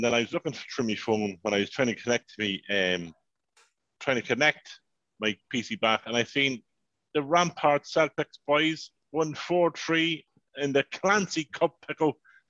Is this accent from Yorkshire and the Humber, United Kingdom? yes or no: no; Northern Ireland, United Kingdom; It's like, I might be Northern, but I'm fucking Irish, okay?